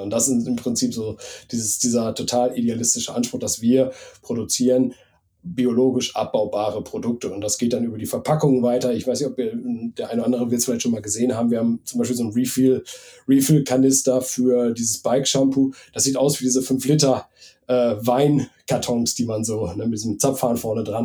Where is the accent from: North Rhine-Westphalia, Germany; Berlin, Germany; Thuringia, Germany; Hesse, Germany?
North Rhine-Westphalia, Germany; Bad Oeynhausen; ich wohne auch wieder in meiner, in meiner, in meinem, in dem Ort, wo ich aufgewachsen bin, ähm, in Bergkirchen, also bei Bad Oeynhausen